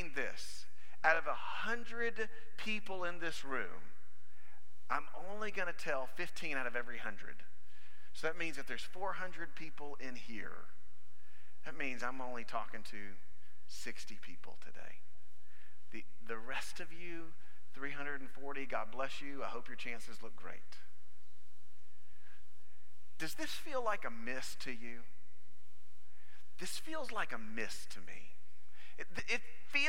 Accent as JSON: {"language": "English", "region": "South Alabama", "country": "United States", "tie": "born or raised there", "moved": "yes", "lives_now": "Pearland, Texas, United States", "said": "I'm from South Alabama"}